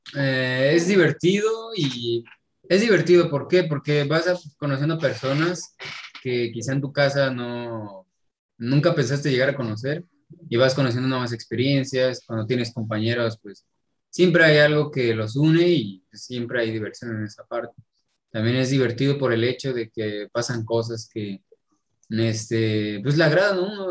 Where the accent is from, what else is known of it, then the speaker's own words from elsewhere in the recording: Toluca, State of Mexico, Mexico; moved away as an adult; now in Nuevo León, Mexico; Yo soy de Toluca, Estado de México